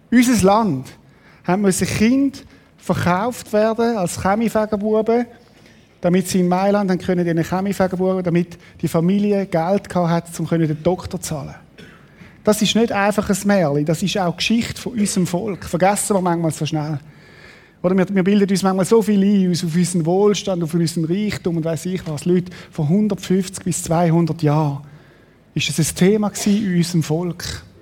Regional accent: Switzerland; Auch als Schweizer mit unserem System oder Sachen, die ich unterstütze, die nicht in Ordnung sind.

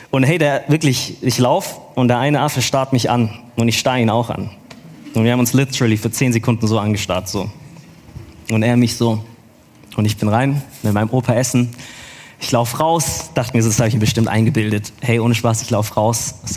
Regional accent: Stuttgart, Baden-Württemberg, Germany; Nee, ich bin in Stuttgart geboren und aufgewachsen, gebürtiger Stuttgarter.

